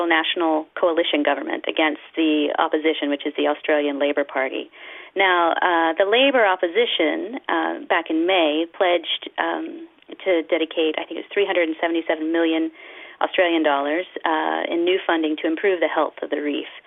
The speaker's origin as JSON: {"language": "English", "country": "United States", "said": "I'm from the United States"}